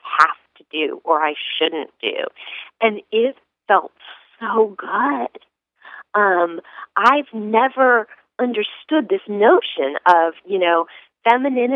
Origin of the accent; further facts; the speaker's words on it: Northern California, United States; I grew up in Northern California